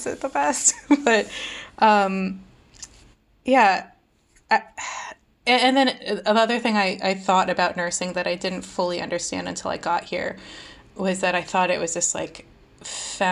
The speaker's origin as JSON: {"language": "English", "country": "India", "moved": "yes", "lives_now": "United States", "said": "as an Indian immigrant"}